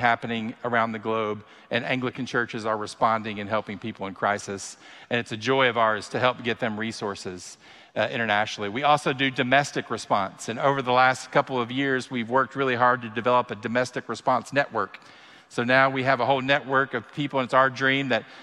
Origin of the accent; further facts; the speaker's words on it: Kentucky, United States; I am born and raised in Kentucky